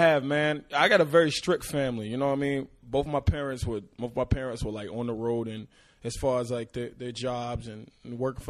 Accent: Chesapeake, Virginia, United States; I'm from Virginia, man. Chesapeake, Virginia, bro. You know what I mean? Like, people don't even know that. Most people think I'm from New York or something, but nah. I'm from the South, baby.

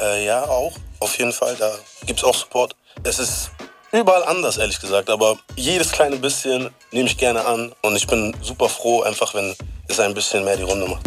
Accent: Bremen, Germany; Ich komme aus Bremen

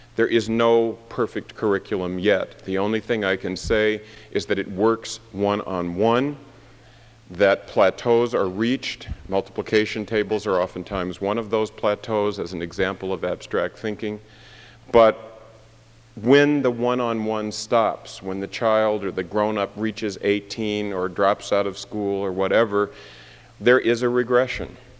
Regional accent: Tacoma, Washington, United States; I grew up part of the time in Tacoma, Washington, where my grandmother still lives.

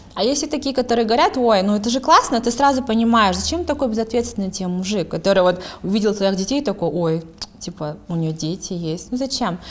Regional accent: Kazakhstan

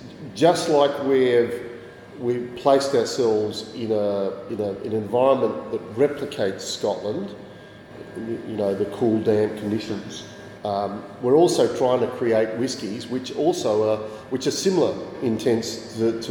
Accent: Adelaide, South Australia, Australia; moved away as an adult; now in Tasman Peninsula, Australia; I grew up in Adelaide

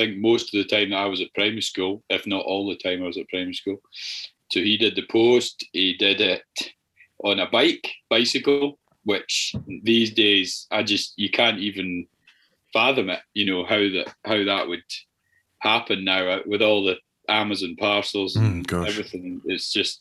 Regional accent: Iona, Scotland, United Kingdom; also born or lived in Edinburgh / Australia; I was born in Edinburgh, but my mum and dad were living on Iona at the time, so they just went to Edinburgh to have me

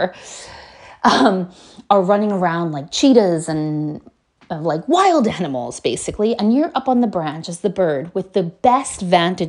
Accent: United States; I'm from America

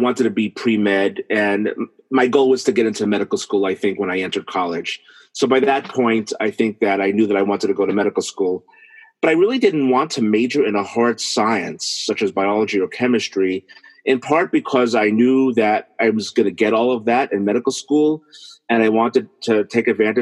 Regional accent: New York City, New York, United States; I grew up in New York City, specifically in Brooklyn

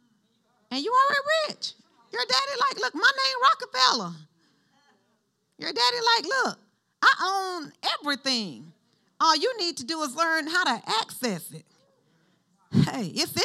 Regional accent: Alabama, United States; we grew up in Alabama.

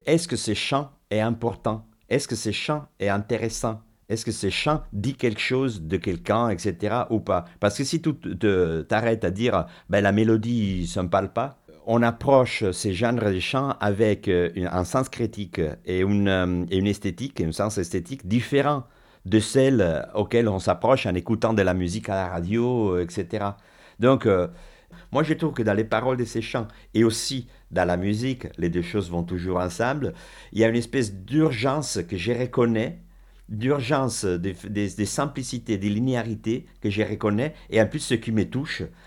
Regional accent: Milan, Lombardy, Italy; French is a second language; now in France; je suis italienne

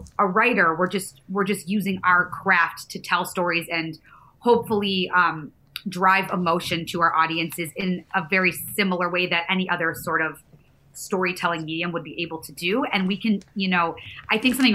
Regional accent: Michigan, United States; moved away as an adult; now in New York, United States; I'm from Michigan and I had just gotten to New York.

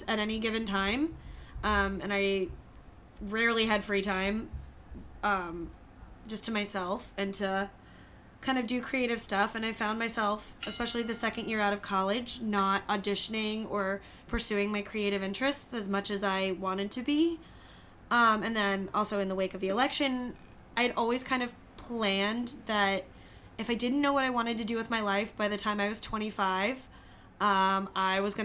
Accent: North Carolina, United States; moved away as an adult; also born or lived in New York; now in Paris, France; I was born in North Carolina, but I moved to New York for university

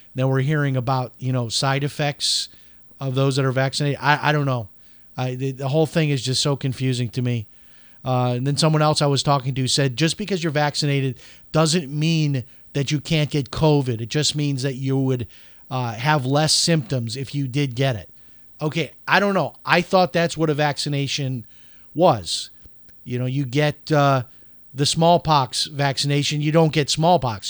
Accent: Chicago, Illinois, United States; I'm from Chicago

